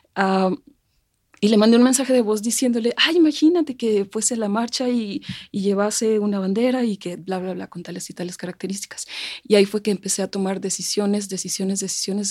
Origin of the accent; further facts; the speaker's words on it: Mexico; nos representa como mexicanos, como mexicanas